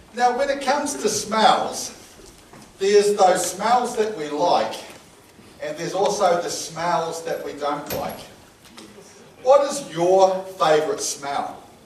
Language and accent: English; New Zealand; I'm a Kiwi